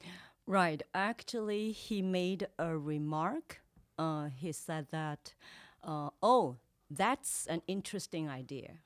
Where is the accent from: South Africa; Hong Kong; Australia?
Hong Kong; also born or lived in Los Angeles / East Coast, United States; now in United States; I was born in Hong Kong